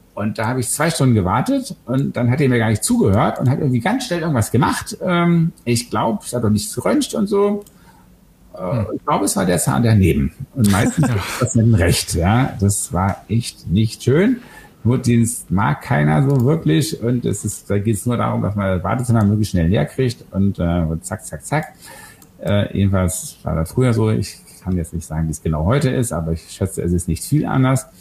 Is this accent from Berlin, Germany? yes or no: yes; Berlin, Germany; ich komme aus Westberlin